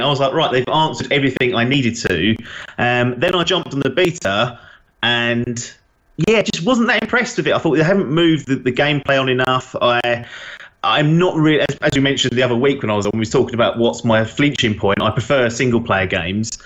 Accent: England, United Kingdom; being English

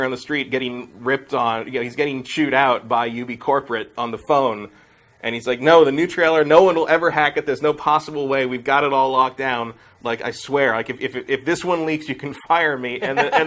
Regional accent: Palo Alto, California, United States; I grew up in San Francisco in the Bay Area, but, like, I'm from the peninsula of Palo Alto area.

